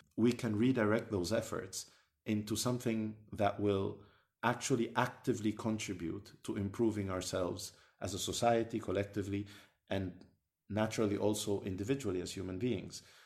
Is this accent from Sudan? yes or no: yes; Sudan; moved away; I come from Sudan, uh, originally